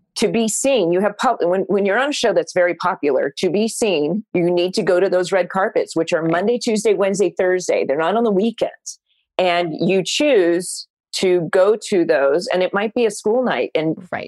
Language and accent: English; Orange County, California, United States; I grew up in Orange County